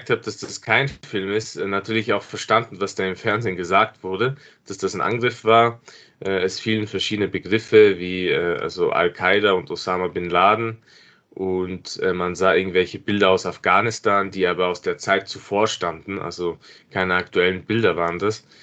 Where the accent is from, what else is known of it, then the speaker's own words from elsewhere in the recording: Innsbruck, Tyrol, Austria; Ich bin in Innsbruck aufgewachsen und war äh, bis zum damaligen Zeitpunkt nicht dort.